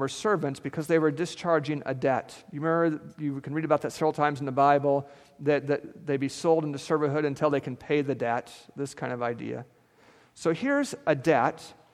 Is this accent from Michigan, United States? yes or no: no; central Alaska, United States; moved away; I grew up in Alaska, and this feels a lot like Alaska, so it feels a lot like home to me here. And I grew up in between two mountain ranges, the Alaska Range and the Brooks Range.